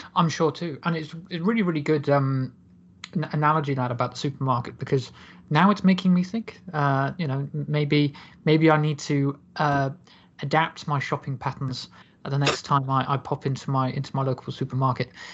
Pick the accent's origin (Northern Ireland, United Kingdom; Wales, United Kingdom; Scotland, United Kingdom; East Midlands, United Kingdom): Wales, United Kingdom; Cardiff; born and raised in Cardiff